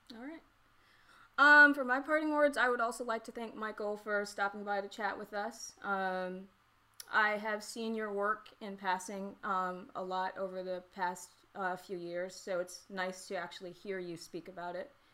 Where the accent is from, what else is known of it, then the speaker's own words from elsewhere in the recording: the South, United States; I'm from the South